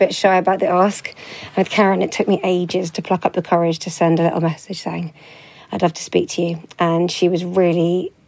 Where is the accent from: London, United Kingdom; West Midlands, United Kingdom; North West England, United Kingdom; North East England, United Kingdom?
London, United Kingdom; my hometown in London